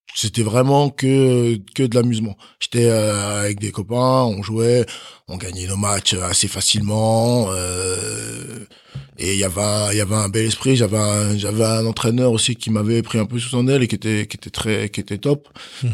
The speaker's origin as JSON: {"language": "French", "town": "Chalon-sur-Saône", "region": "Bourgogne-Franche-Comté", "country": "France", "tie": "born or raised there", "also_born_or_lived": "Benin", "said": "j'ai grandi à Chalon-sur-Saône"}